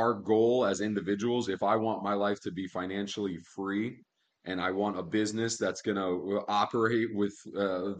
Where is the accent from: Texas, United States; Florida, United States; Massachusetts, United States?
Florida, United States; Miami; moved away as an adult; also born or lived in Key West, Florida; now in Las Vegas, United States; I was born in Key West, Florida, raised in Miami